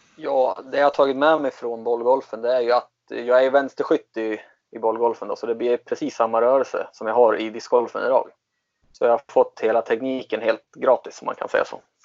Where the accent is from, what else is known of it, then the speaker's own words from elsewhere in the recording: Katrineholm, Södermanland, Sweden; moved away as an adult; also born or lived in Germany / Falun; jag är uppvuxen utanför i Katrineholm